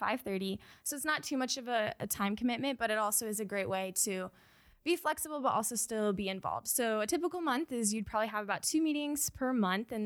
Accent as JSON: {"language": "English", "town": "Tulsa", "region": "Oklahoma", "country": "United States", "tie": "born or raised there", "said": "I'm from Tulsa, Oklahoma. I grew up and went to Lincoln Christian School there in Tulsa"}